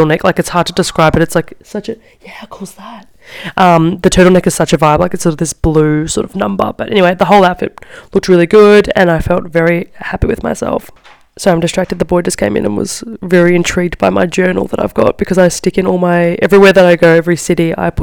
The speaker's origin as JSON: {"language": "English", "country": "Australia", "moved": "as an adult", "lives_now": "Milan, Italy", "said": "I'm Australian"}